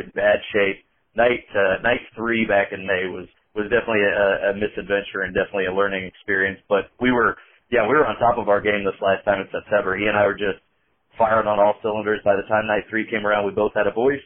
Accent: Indiana, United States; I'm from Indiana, and to me, to the people around me, I don't have an accent

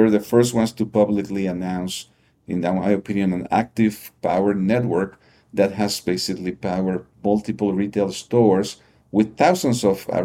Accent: Lima, Peru; moved away as an adult; also born or lived in New York, United States; I, I grew up in uh, Lima, Peru.

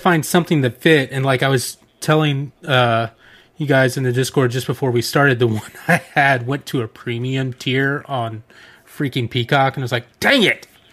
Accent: Atlanta, Georgia, United States; I grew up in Atlanta, the home of Turner Broadcasting

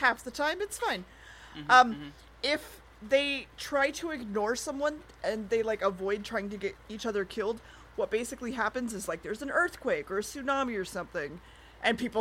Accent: United States; I'm American

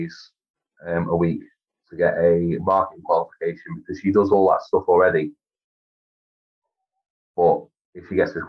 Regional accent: Crewe, North West England, United Kingdom; also born or lived in Devon; being a northern lad, I just wanted to come back home.

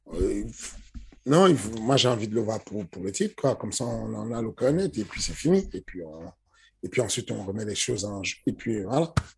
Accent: Cameroon; now in France; je suis né au Cameroun. Du coup, grandi un peu dans les, dans les ambiances du Cameroun

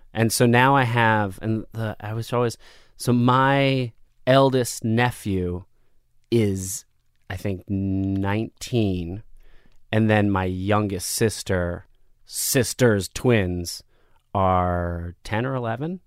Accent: Asbury Park, New Jersey, United States; also born or lived in Michigan / Neptune, New Jersey; I grew up in New Jersey. So I was born in Michigan

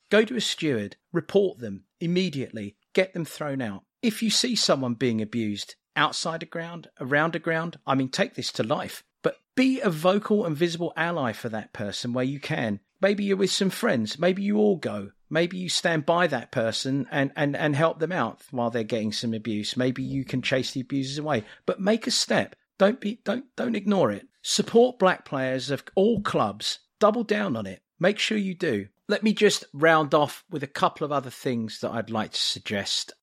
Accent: England, United Kingdom; now in United States; being English and living abroad

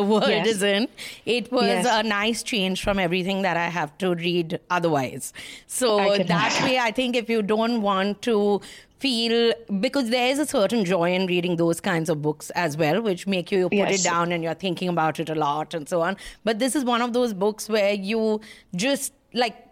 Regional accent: Kolkata, West Bengal, India; I'm from Calcutta

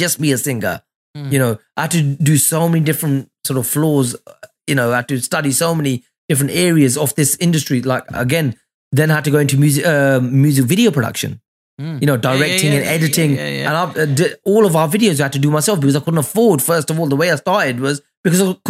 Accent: England, United Kingdom; also born or lived in Mullapur, Ludhiana, Punjab, India; I'm from England

